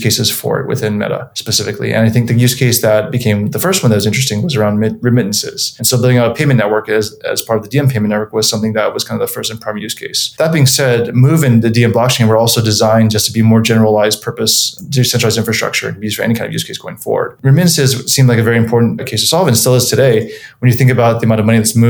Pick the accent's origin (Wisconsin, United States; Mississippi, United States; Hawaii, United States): Hawaii, United States; moved away as an adult; also born or lived in North Carolina / Illinois; I was born and raised in Hawaii, went to a local school there called Punahou